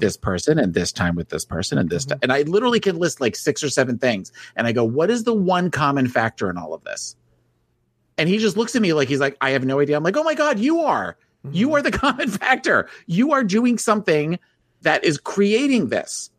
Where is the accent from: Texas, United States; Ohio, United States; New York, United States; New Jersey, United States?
New Jersey, United States; moved away; I was from New Jersey